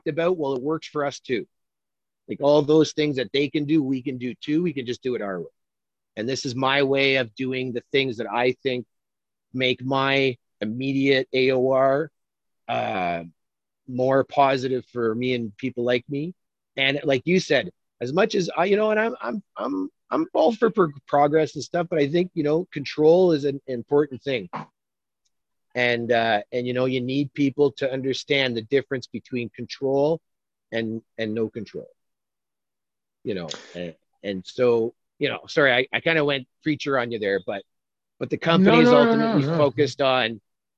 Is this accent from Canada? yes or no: yes; Canada; I'm a Canadian